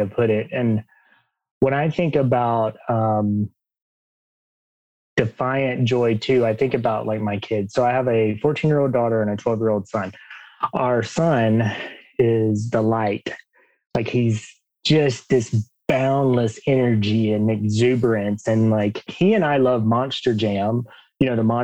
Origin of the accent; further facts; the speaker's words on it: Alabama, United States; I grew up in Alabama, if you can't tell by my accent.